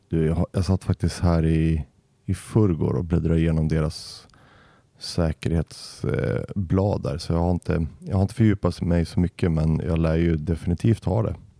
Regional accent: Västerås, Västmanland, Sweden; här i Västerås, där jag kommer ifrån

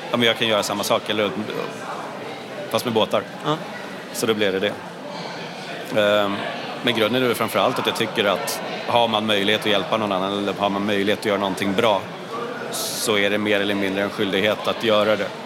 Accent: Sweden; Nej, och det är svårt även som svensk. Eller

